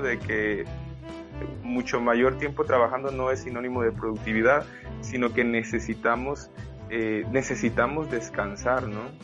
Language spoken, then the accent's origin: Spanish; Mexico; soy mexicano